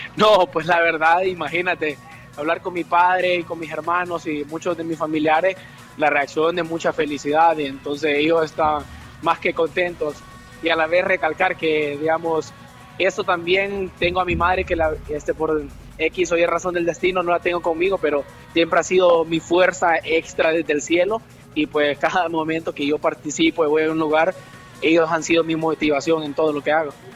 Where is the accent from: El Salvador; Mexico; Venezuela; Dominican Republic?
El Salvador; Santa Rosa de Lima, La Unión; now in Spain; por honrar el pueblo de donde yo nací y honrar digamos de donde son mis padres